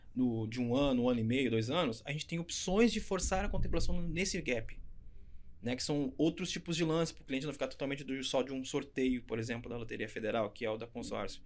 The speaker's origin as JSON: {"language": "Portuguese", "town": "São Leopoldo", "region": "Rio Grande do Sul", "country": "Brazil", "accent": "gaúcho", "said": "sou gaúcho do Sul, sou de São Leopoldo, Rio Grande do Sul"}